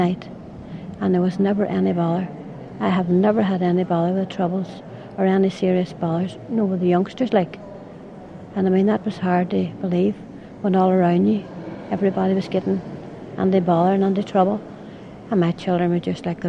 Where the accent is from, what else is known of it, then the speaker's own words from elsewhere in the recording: Derry, Northern Ireland, United Kingdom; I'm from Derry